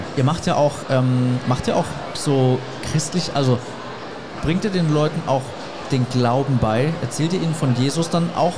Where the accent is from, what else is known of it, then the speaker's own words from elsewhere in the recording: Germany; als Deutscher, der noch nie in Afrika war